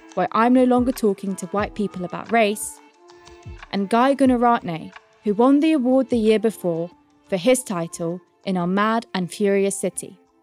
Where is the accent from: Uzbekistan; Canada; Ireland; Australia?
Uzbekistan; moved away; I grew up in Uzbekistan